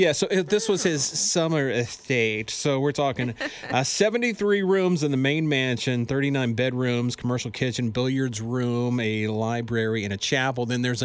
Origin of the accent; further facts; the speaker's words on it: West Virginia, United States; I'm from West Virginia.